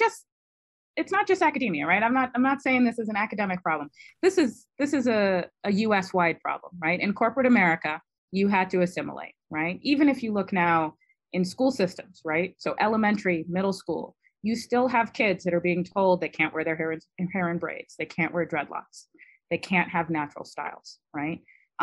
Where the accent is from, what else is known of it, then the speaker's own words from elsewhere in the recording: Detroit, Michigan, United States; accent: generic American East Coast; So I have a very generic American East Coast accent. You can't tell where I grew up. I grew up in Detroit. I don't talk like a Detroiter when I'm talking to other people professionally.